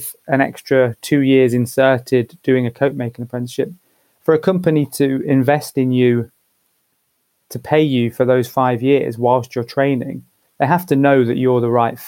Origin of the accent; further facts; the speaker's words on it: Leicester, East Midlands, United Kingdom; now in London, United Kingdom; growing up in Leicester in the sort of late 90s, early 2000s